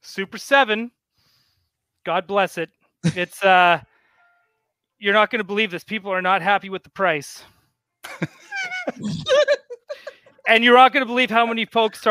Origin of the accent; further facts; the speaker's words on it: Canada; I'm Canadian